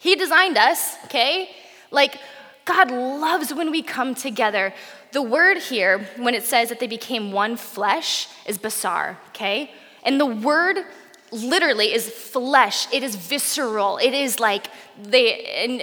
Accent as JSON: {"language": "English", "town": "Portland", "country": "United States", "said": "I'm from Portland"}